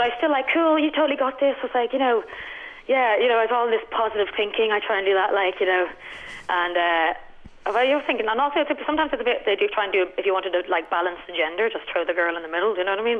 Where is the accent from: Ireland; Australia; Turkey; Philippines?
Ireland; Dublin, Leinster; moved away as an adult; also born or lived in Howth / Vancouver; I'm born and raised in Dublin.